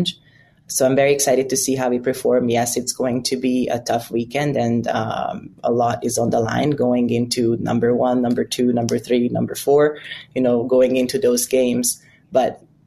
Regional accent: Budapest, Hungary; English is a second language; moved away as an adult; now in United States; I'm from Budapest, Hungary, and I came here barely speaking enough English

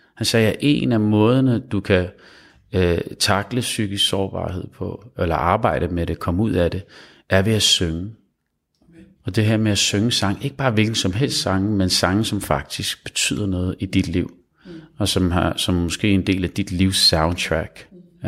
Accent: Copenhagen, Capital Region of Denmark, Denmark; jeg er født i København

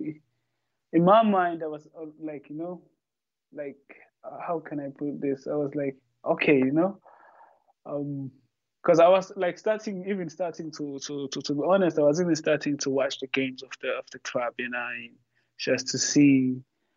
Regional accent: Umlazi, KwaZulu-Natal, South Africa; moved away; also born or lived in Johannesburg / Portugal; I'm from Guamashu, G-section, you know. That's where I grew up.

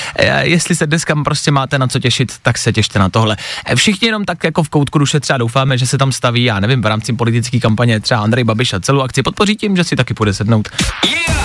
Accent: Plzeň, Plzeň Region, Czechia; v Plzni, v mém rodném městě

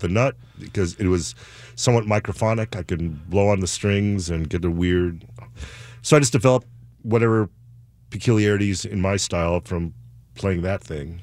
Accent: Chicago, Illinois, United States; now in Seattle, United States; I grew up in Chicago

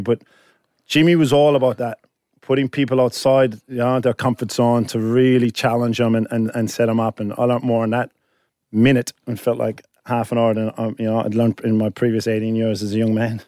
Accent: Ireland; now in Sydney, Australia; I'm Irish

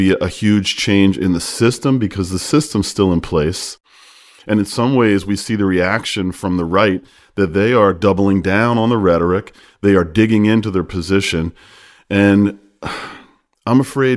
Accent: Horsham, Pennsylvania, United States; moved away; my hometown of Horsham, Pennsylvania

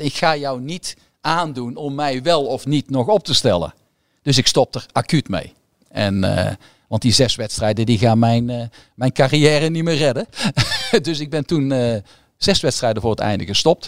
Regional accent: Goirle, North Brabant, Netherlands; ik ben opgegroeid in Goorlen

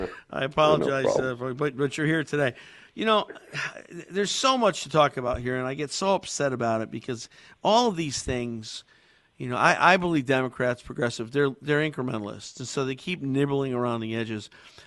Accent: Connecticut, United States; I was born and raised in Connecticut. I've spent my whole life here.

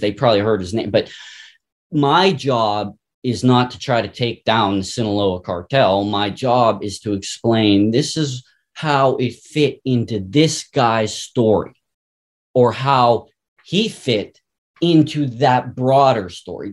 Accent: Pittsburgh, Pennsylvania, United States; I'm from Pittsburgh

